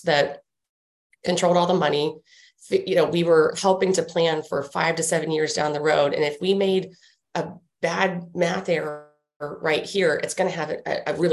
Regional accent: Washington, District of Columbia, United States; growing up in Washington, D.C.

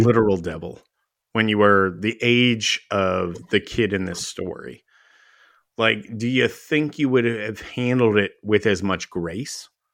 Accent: Dallas, Texas, United States; I grew up in Dallas

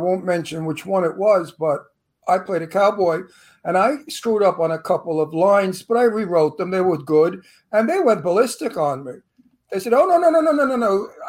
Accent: New York City, New York, United States; accent: Brooklyn; also born or lived in Long Island; now in Palm Springs, United States; But I'm from Brooklyn. They hire me to play a Brooklyn mafia all the time because I look like one, I sound like one.

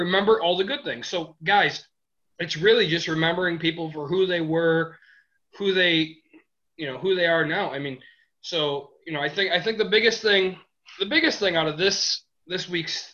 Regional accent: Michigan, United States; we're all from Michigan

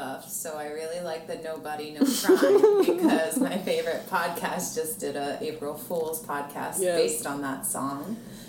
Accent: Carroll County, Maryland, United States; growing up in Carroll County.

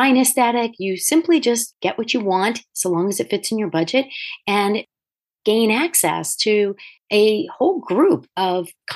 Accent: Delaware, United States; also born or lived in Manhattan, New York; When I moved out of Manhattan and back to my home state of Delaware

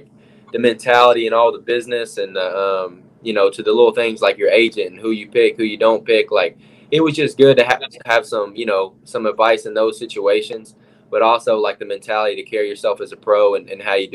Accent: Gate City, Virginia, United States; I all grew up in Gate City, so that's kind of where I'm from.

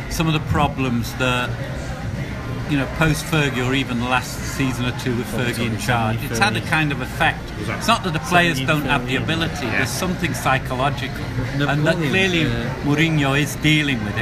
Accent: Manchester, North West England, United Kingdom; now in Chicago, United States; I live in Chicago mostly now, but I come from Manchester originally.

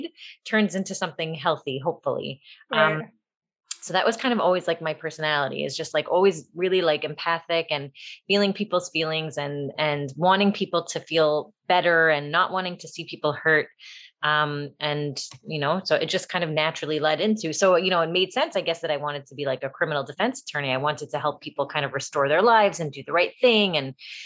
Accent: Toronto, Ontario, Canada; moved away as an adult; also born or lived in Buffalo, New York / Queens, New York; now in Five Towns, United States; I lived there until I was 5, and then I moved to Canada, and I was raised in Toronto

